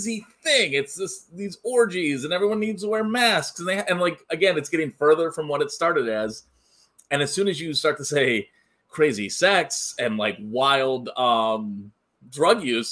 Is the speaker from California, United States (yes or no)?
yes; Bay Area, California, United States; I grew up in the Bay Area.